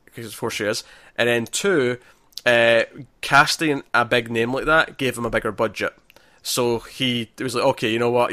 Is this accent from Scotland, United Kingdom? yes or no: yes; Scotland, United Kingdom; it's kinda funny being Scottish